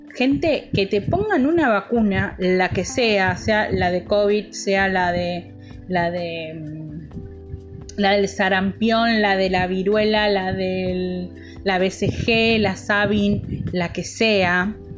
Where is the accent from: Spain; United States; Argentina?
Argentina; yo soy argentino